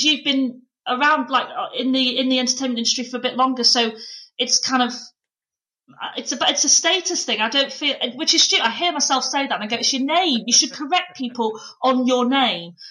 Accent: Pannal, Yorkshire and the Humber, United Kingdom; I'm actually like middle of nowhere, because it's technically North Yorkshire, but Leeds was the nearest place

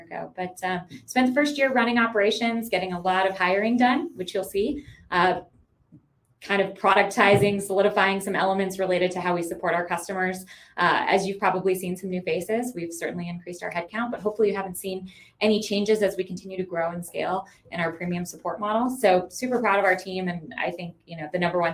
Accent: Midwest, United States; moved away as an adult; now in Colorado, United States; I'm a Midwesterner, so moved here about 15 years ago out to Colorado

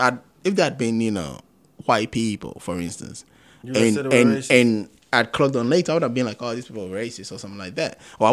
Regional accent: Kumasi, Ashanti, Ghana; now in United Kingdom; I'm from Kumasi

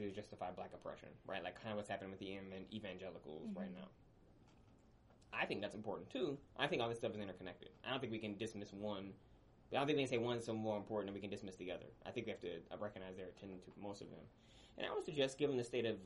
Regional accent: Midwest, United States; also born or lived in Mississippi; I'm from the Midwest

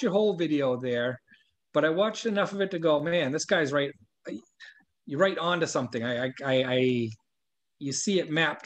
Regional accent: Maine, United States; moved away as an adult; also born or lived in Westminster, California; I moved back to my hometown, Maine, brought the family back here to raise the kids

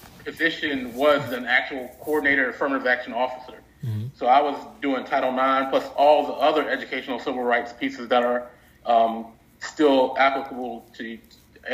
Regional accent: North Carolina, United States; moved away; also born or lived in North Dakota; go back home to North Carolina and help my hometown school district

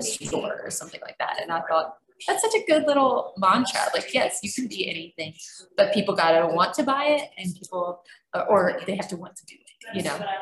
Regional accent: Georgia, United States; now in Louisville, United States; we're from Georgia

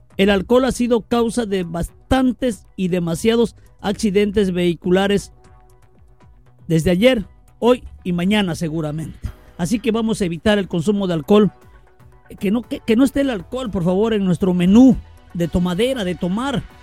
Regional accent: Balcones de Alcalá, Tamaulipas, Mexico; Mi tierra es Balcones de Alcalá, señores, esa es mi tierra

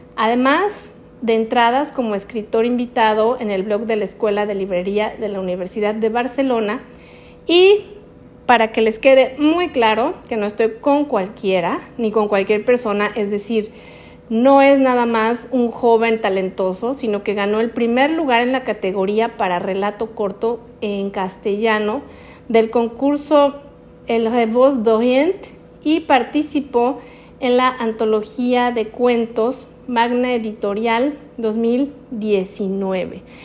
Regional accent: Mexico; uno de los lugares que más me gustan en mi país, que es la Sultana del Norte, Monterrey, Nuevo León

